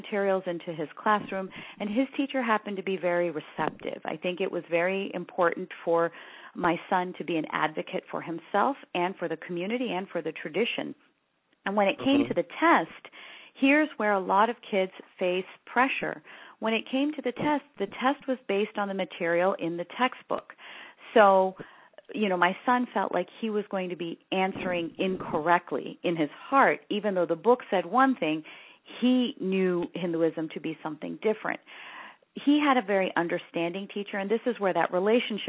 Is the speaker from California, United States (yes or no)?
yes; San Francisco Bay Area, California, United States; I grew up in the San Francisco Bay Area before the tech boom